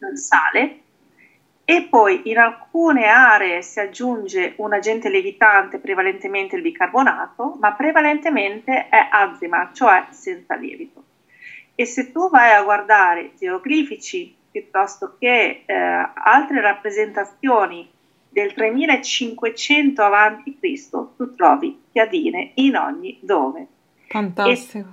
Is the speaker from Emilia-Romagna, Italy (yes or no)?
yes; Emilia-Romagna, Italy; io sono romagnola